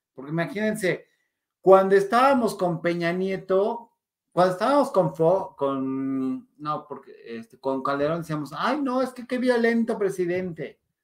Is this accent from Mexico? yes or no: yes; Mexico; nos encanta como mexicanos romantizar